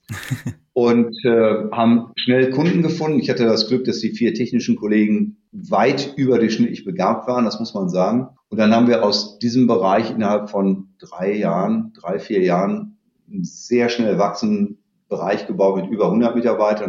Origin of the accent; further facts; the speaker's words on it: Dortmund, North Rhine-Westphalia, Germany; also born or lived in Münster / Los Angeles / Copenhagen / Stanford; ich komme aus Dortmund, da bin ich auch gerade ich habe hier nach dem Abitur mal eine Banklehre gemacht